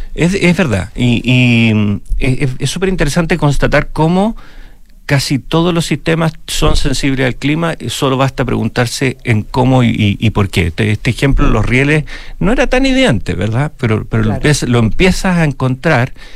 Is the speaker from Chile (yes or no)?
yes; Chile; nosotros como chilenos